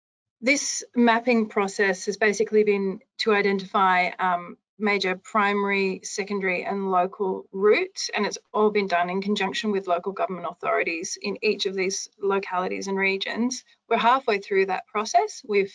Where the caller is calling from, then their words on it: Western Australia, Australia; So I'm chiming in from Western Australia and talking about the approaches to monitoring and evaluation of the activities and programs and projects that we undertake over here.